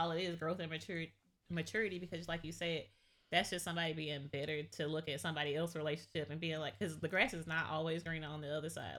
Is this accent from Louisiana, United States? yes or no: no; Georgia, United States; I grew up in the South. I grew up in Georgia